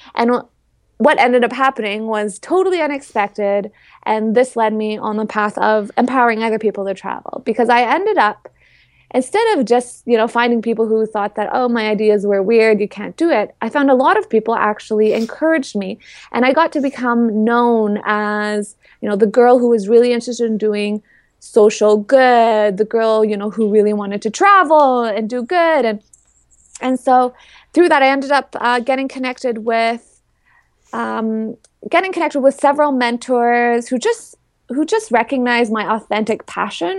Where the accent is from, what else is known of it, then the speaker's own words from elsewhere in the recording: Toronto, Ontario, Canada; I'm from the Toronto area in Canada